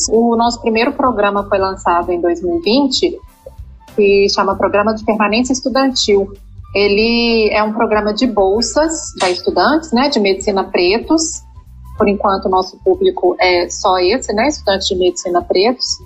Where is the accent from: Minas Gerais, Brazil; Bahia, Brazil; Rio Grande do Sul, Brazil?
Minas Gerais, Brazil; Belo Horizonte; moved away as an adult; also born or lived in Salvador; now in São Paulo, Brazil; Eu sou mineira, nasci em Belo Horizonte, fiz faculdade lá na UFMG.